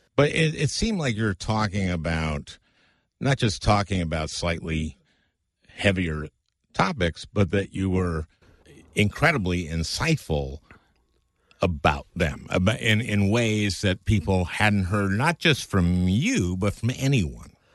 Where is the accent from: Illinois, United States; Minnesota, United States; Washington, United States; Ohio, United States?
Minnesota, United States; St. Louis Park; I grew up in Saint Louis Park